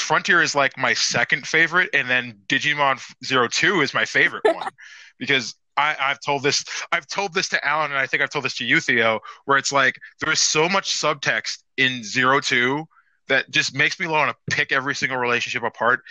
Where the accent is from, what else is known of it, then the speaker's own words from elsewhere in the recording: United States; we're American fans.